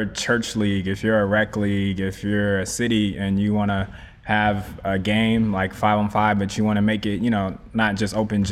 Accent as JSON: {"language": "English", "town": "Sugar Land", "region": "Texas", "country": "United States", "tie": "born or raised there", "also_born_or_lived": "Long Beach, California / Dallas, Texas", "said": "I grew up in Houston, Sugarland to be specific"}